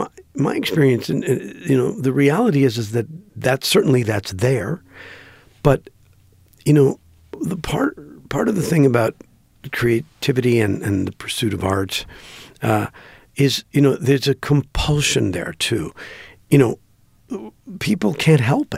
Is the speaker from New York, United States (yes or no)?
no; Green Bay, Wisconsin, United States; I grew up in Green Bay, Wisconsin